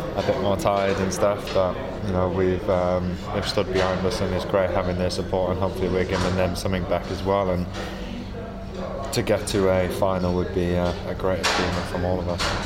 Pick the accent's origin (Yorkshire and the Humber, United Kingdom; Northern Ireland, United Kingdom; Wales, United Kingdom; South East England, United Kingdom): Wales, United Kingdom; Welsh; being Welsh is sort of bred into you